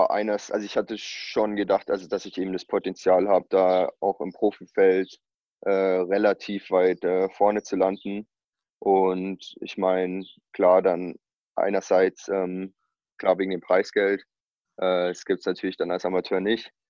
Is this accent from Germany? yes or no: yes; Bavaria, Germany; Das ist so 15 Kilometer hier von meinem Heimatort entfernt, Walchsee, ähm, gleich über der österreichischen Grenze.